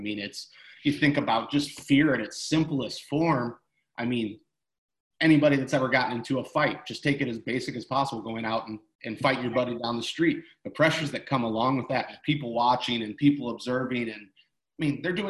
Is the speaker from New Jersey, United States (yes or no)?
no; Tiffin, Ohio, United States; moved away as an adult; now in Florida, United States; small little town called Tiffin, Ohio